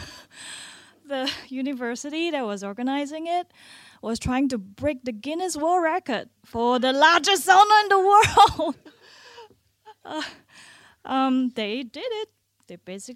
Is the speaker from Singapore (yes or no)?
yes; Singapore; moved away as an adult; also born or lived in Finland; I grew up in Singapore, a country just 1 degree